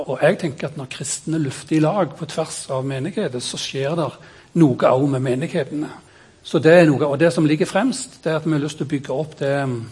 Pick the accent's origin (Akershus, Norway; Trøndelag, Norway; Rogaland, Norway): Rogaland, Norway; Kvednaland; Jeg er født på Kvednaland